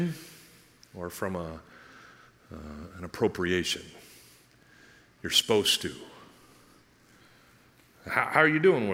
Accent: United States; I'm an American

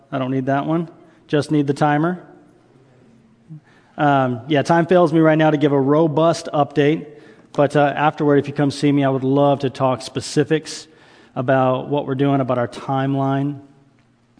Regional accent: the South, United States; I was raised in the South

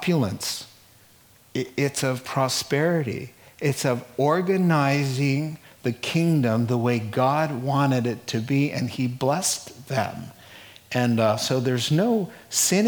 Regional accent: New England, United States; I grew up in New England with a grandma that just had the most beautiful place of refuge

